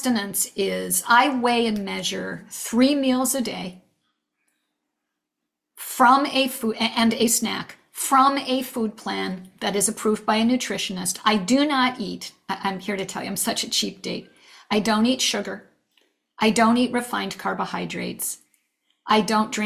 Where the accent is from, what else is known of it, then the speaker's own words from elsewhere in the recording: New England, United States; moved away; also born or lived in California; We decided to move back east, which is where I'm from. I'm from New England